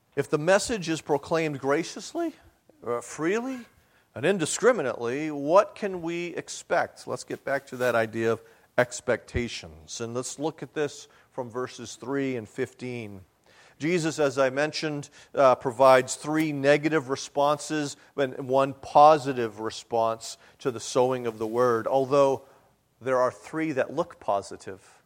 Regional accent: New England, United States; I grew up in New England

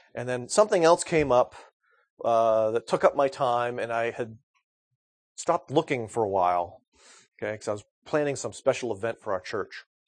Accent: United States; I'm an American male

